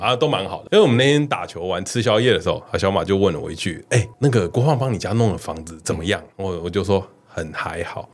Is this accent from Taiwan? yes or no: yes; Taiwan; 因为我们两个都算是台湾人